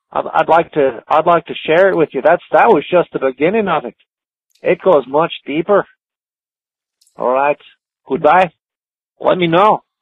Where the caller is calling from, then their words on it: Ontario, Canada; I'm calling you from Ontario, Canada.